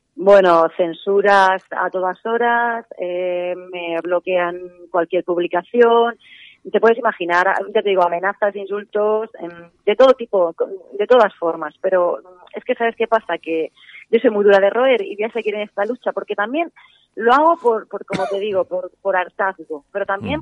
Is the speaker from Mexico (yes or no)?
no; Spain; nosotros somos, los españoles somos 46, 45 millones de personas